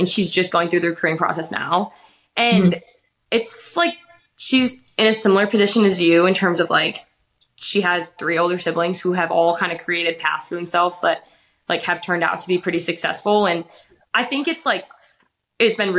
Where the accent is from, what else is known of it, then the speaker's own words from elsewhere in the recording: Wisconsin, United States; I'm from Wisconsin